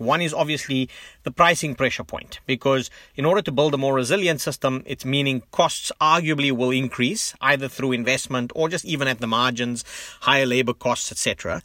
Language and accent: English; South Africa; moved away; as a South African who lives globally